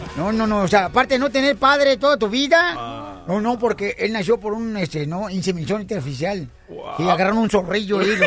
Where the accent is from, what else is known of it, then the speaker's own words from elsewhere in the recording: Jalisco, Mexico; Soy del estado de Jalisco, el estado más hermoso de la República Mexicana, paisano